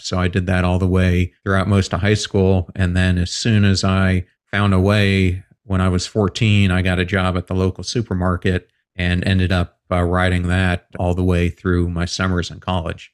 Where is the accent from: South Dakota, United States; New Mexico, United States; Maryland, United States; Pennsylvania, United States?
Pennsylvania, United States; I grew up in Pennsylvania